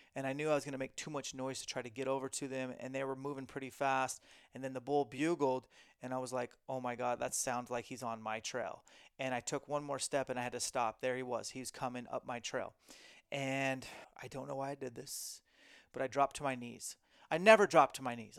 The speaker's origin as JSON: {"language": "English", "town": "Spokane", "region": "Washington", "country": "United States", "tie": "born or raised there", "said": "in Spokane, my hometown."}